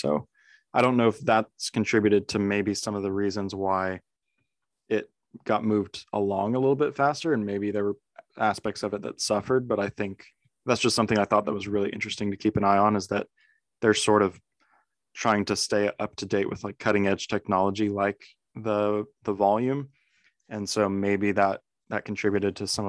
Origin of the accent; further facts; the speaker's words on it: California, United States; one of the neighbors of my parents, the house that we grew up in Southern California, actually worked on The Mandalorian and Book of Boba Fett.